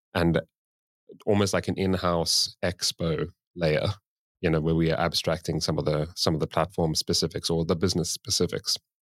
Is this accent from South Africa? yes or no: yes; South Africa; moved away as an adult; now in Sweden; I moved to Sweden, um, because I'm originally from South Africa